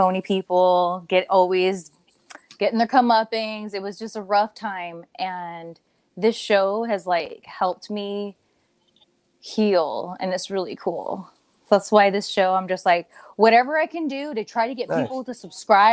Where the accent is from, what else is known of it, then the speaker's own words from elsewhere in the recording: Ontario, California, United States; I grew up on Ontario